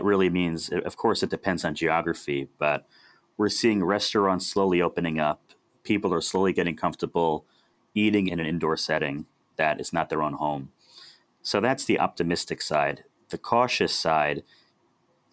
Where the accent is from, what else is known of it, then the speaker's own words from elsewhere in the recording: Westchester County, New York, United States; also born or lived in Delaware; I'm from Westchester County, New York.